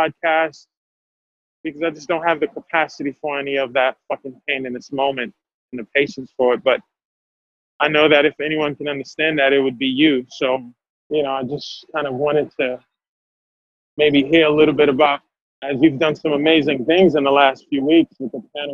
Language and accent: English; Haiti; English is a second language; now in United States; I'm from Haiti, I'm from a Black country